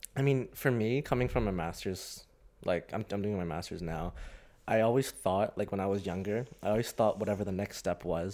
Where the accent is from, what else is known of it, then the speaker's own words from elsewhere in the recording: Hong Kong; also born or lived in Bath, United Kingdom; now in London, United Kingdom; I'm from Hong Kong, and I did my undergrad at the University of Bath, which is in the U K